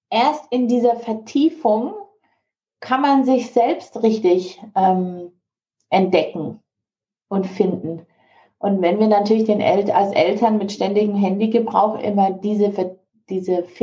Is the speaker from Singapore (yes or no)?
yes; Singapore; also born or lived in Malaysia; ich bin ja an der ähm, deutschen Schule in Singapur aufgewachsen und in Malaysia zum Teil.